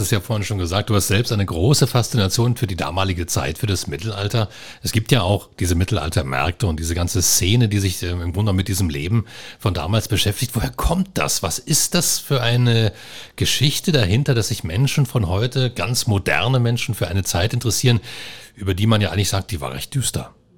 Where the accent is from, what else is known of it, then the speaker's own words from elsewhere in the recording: Lusatia, Germany; hier bei uns in der Lausitz